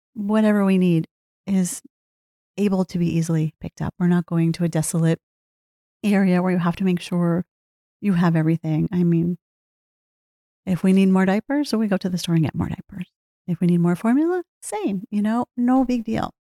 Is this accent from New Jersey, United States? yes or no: yes; New Jersey, United States; also born or lived in Pennsylvania; I grew up in New Jersey, lived here most of my life.